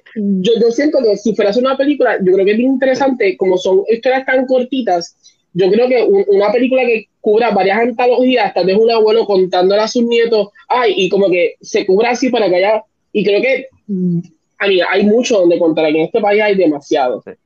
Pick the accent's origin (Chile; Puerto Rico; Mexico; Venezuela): Puerto Rico; Peñuelas; also born or lived in Yauco; yo soy de Peñuela, yo me crié en Peñuela